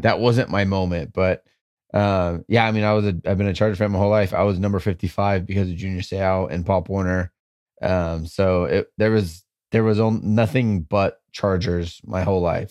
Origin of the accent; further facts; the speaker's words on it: San Diego, California, United States; I was born in San Diego